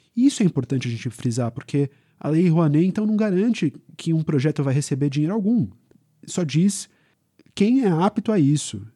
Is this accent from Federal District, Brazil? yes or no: no; São Paulo, Brazil; a gente é de São Paulo